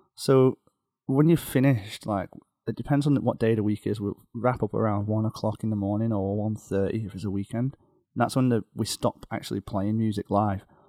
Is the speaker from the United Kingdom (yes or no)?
yes; outside Liverpool, North West England, United Kingdom; now in Beijing, China; just outside Liverpool